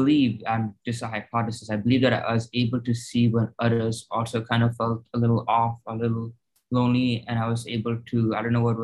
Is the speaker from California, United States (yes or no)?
yes; California, United States; also born or lived in Chicago, Illinois; We moved from Chicago to California